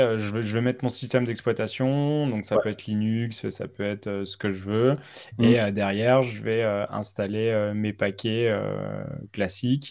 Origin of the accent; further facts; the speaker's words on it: France; on est français